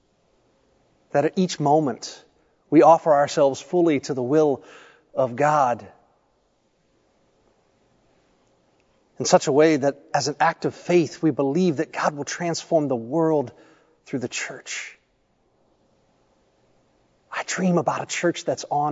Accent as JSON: {"language": "English", "region": "Tennessee", "country": "United States", "tie": "born or raised there", "also_born_or_lived": "Ohio", "said": "I grew up in Tennessee, I was actually born in Ohio. I don't remember much of living there. We moved when I was quite young"}